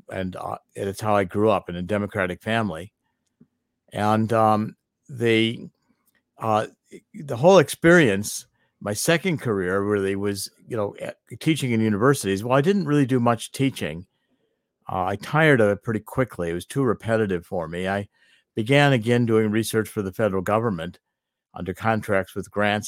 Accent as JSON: {"language": "English", "town": "East Cleveland", "region": "Ohio", "country": "United States", "tie": "born or raised there", "said": "I was born and raised in East Cleveland, Ohio"}